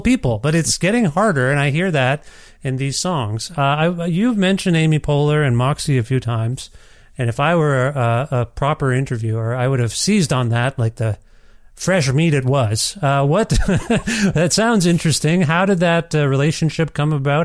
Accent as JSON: {"language": "English", "country": "Canada", "said": "I'm Canadian"}